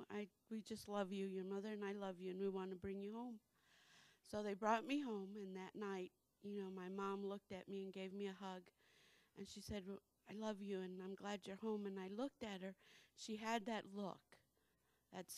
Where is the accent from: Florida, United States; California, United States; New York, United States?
Florida, United States; Naples; moved away; I'm from Naples, Florida.